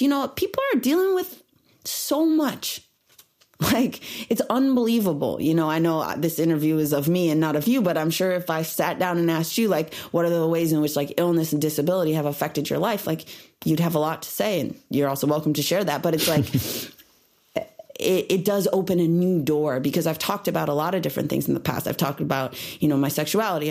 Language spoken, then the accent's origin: English; Illinois, United States; now in Los Angeles, United States; growing up in Illinois